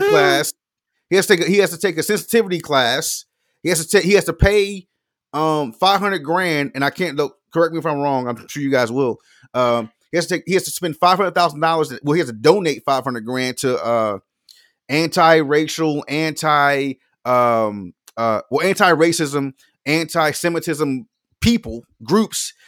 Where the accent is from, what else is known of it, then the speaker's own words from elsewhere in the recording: Florida, United States; I'm from Florida